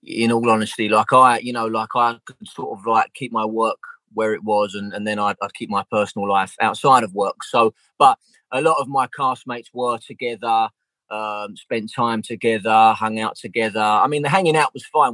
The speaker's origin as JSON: {"language": "English", "region": "London", "country": "United Kingdom", "said": "I'm from Southeast London, so like our accent was very very similar"}